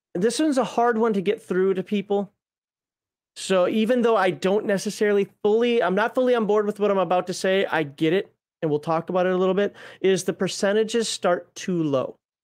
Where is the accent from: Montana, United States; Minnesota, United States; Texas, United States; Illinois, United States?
Minnesota, United States; I'm from Minnesota